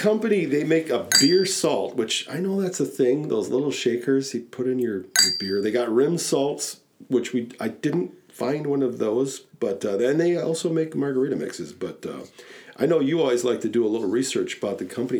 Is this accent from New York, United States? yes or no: no; Wisconsin, United States; we're from Wisconsin